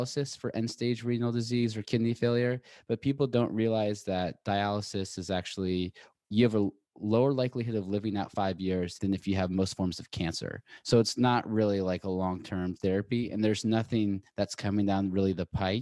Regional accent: Seattle, Washington, United States; moved away as an adult; also born or lived in Boulder / New York; now in Los Angeles, United States; I'm from Seattle originally, went to school in Boulder, and then moved to New York, and I just moved

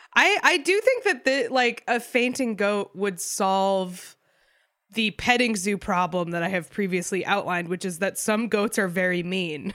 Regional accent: New Hampshire, United States; I grew up in New Hampshire, which is like relatively rural

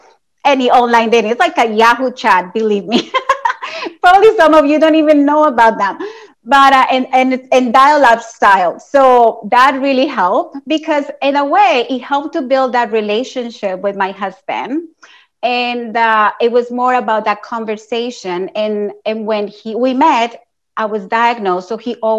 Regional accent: Colombia; moved away; Like my family, I'm from Colombia

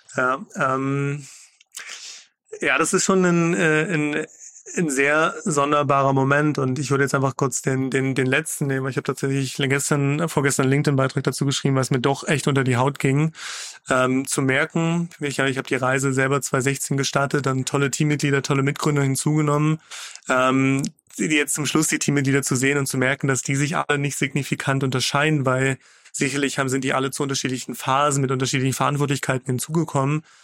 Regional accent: Magdeburg, Saxony-Anhalt, Germany; ich komme aus Magdeburg

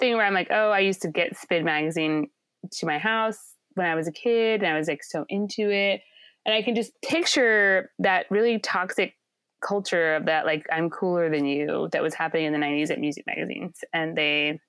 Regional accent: Indiana, United States; when I was a kid growing up in Indiana.

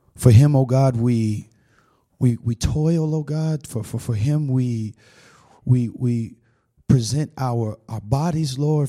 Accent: Tampa, Florida, United States; I'm from Tampa, Florida

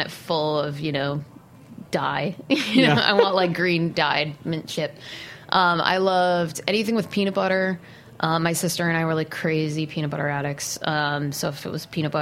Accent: Shelton, Connecticut, United States; moved away; I grew up in Connecticut. I grew up in Shelton, which is probably equidistant between Fairfield and New Haven.

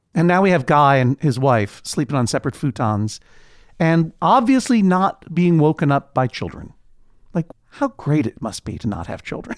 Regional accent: New England, United States; moved away; I grew up in New England, which, of course, is a region in the northeastern United States

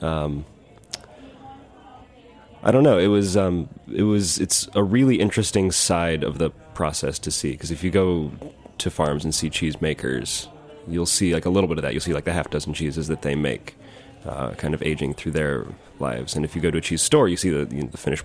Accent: central Illinois, United States; moved away as an adult; now in New York, United States; my hometown in central Illinois

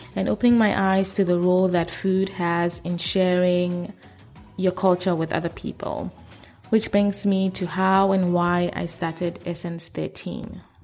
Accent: Accra, Greater Accra, Ghana; I was born and raised in Accra, Ghana.

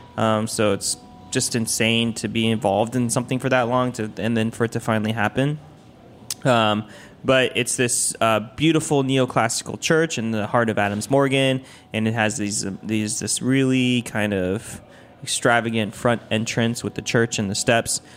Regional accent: Taiwan; now in Washington, D.C., United States; I'm from Taiwan, um, so I went back to Taiwan

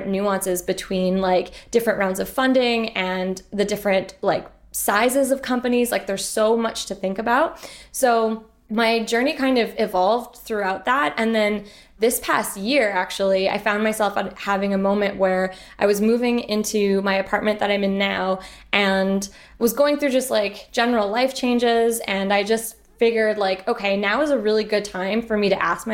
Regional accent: Montreal, Quebec, Canada; moved away as an adult; also born or lived in United Kingdom; I'm originally from Montreal

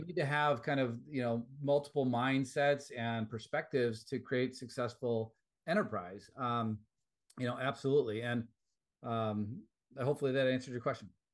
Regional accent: Wisconsin, United States; moved away; back in my home state of Wisconsin.

